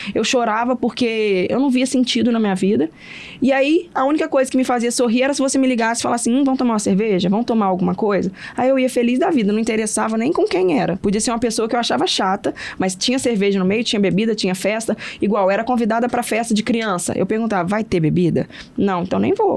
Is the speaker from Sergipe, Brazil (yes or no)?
no; Porciúncula, Rio de Janeiro, Brazil; now in Vitória, Brazil; eu moro em Vitória hoje, mas eu sou do interior do Rio, sou de Porciúncula, uma cidade pequena.